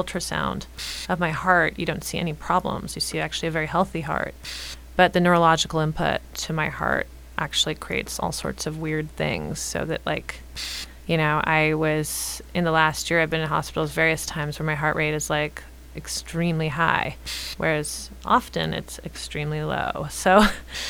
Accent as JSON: {"language": "English", "town": "Los Angeles", "region": "California", "country": "United States", "tie": "born or raised there", "said": "I was raised in the East Side. I'm staying in the East Side"}